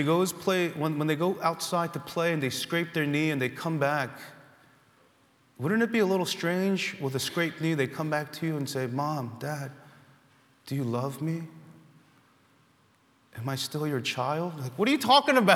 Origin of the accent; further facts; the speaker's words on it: United States; American Christians with freedom of religion